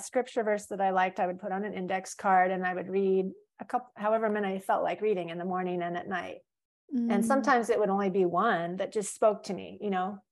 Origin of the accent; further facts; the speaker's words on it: California, United States; also born or lived in Florida; now in Hawaii, United States; I grew up in California